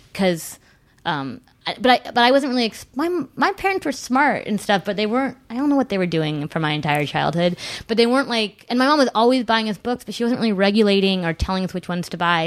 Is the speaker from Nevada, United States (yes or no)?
no; Whittier, California, United States; now in New York, United States; I grew up in Southern California